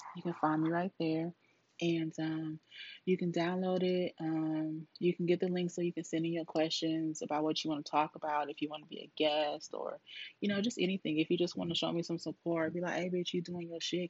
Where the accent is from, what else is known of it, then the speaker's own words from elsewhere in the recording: Duarte, California, United States; moved away as an adult; now in Texas, United States; I was born in Cali, Duarte, California.